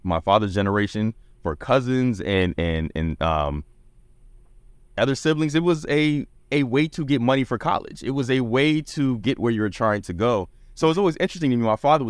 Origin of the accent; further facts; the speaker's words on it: Fort Clayton, Panama; born there; You know, I was born in Panama at Fort Clayton. Like I'm, you know, I'm an international kid because of all of that stuff.